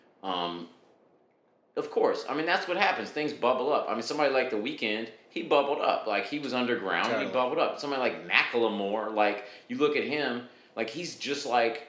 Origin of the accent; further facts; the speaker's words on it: Cincinnati, Ohio, United States; moved away; also born or lived in California; I'm from Cincinnati